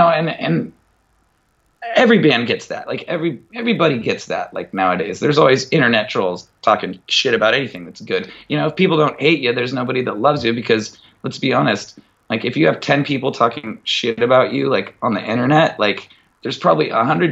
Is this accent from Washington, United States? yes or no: yes; Mukilteo, Washington, United States; from Muckle TL